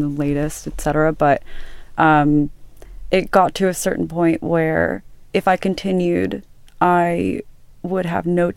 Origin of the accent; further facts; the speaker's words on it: Los Angeles, California, United States; also born or lived in Santa Barbara; I grew up in Woodland Hills in California, Los Angeles